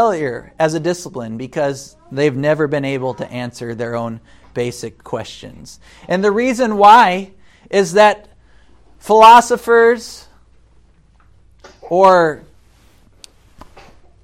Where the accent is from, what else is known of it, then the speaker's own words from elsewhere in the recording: United States; as an American